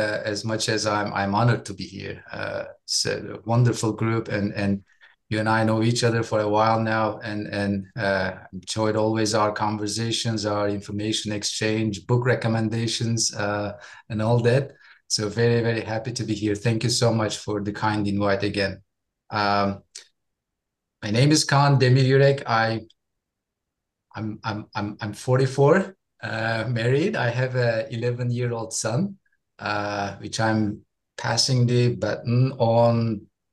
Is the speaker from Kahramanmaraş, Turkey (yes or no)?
no; Istanbul, Turkey; English is a second language; moved away as an adult; now in Dallas, United States; I'm from Turkey. I was born and raised in Istanbul